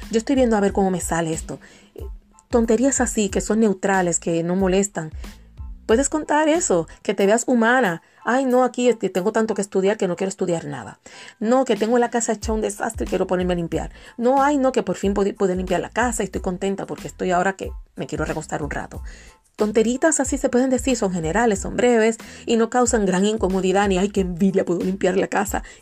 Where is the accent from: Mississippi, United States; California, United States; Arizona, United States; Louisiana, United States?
Mississippi, United States; Biloxi; born there; Nací en Biloxi, Mississippi, por eso empieza con M. Mississippi, el estado donde nació Elvis Presley y Oprah. Ahí nací yo. Mi papá estaba en la Fuerza Aérea y estábamos en la base Kistler en Biloxi, Mississippi y ahí llegó la cigüeña.